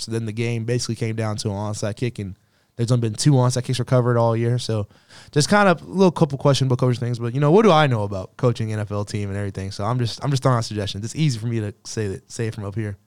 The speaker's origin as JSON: {"language": "English", "town": "Katy", "region": "Texas", "country": "United States", "moved": "yes", "said": "I went back to Katy a little bit over the break, and that's where I'm from"}